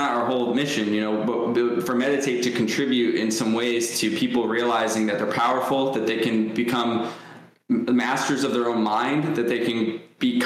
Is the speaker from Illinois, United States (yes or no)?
no; Ohio, United States; also born or lived in New York; I grew up in New York till the age of 6 and then moved to Ohio.